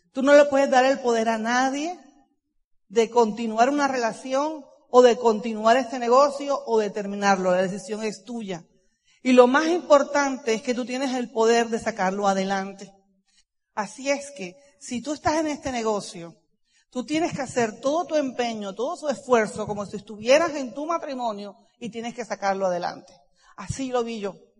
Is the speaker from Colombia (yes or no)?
yes; Cartagena, Bolívar, Colombia; yo nací en Cartagena, soy hija única de familia católica